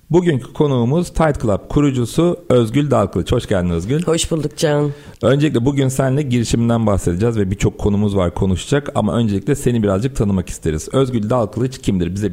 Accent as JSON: {"language": "Turkish", "region": "Samsun", "country": "Turkey", "tie": "born or raised there"}